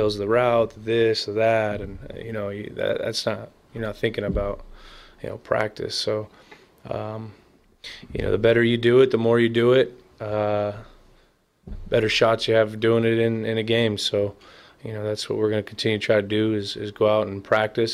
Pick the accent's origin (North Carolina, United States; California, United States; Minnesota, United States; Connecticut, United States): California, United States; Bay Area; I'm from the Bay Area of childhood, loving the Niners